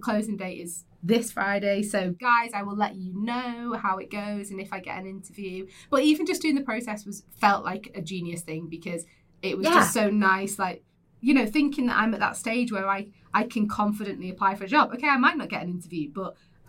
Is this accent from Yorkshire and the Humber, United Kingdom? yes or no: no; Windermere, North West England, United Kingdom; born or raised there; also born or lived in Kendal